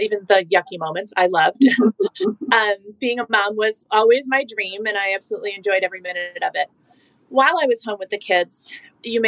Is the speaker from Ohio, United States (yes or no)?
no; Michigan, United States; moved away as an adult; now in North Carolina, United States; I currently live in North Carolina, born and raised in Michigan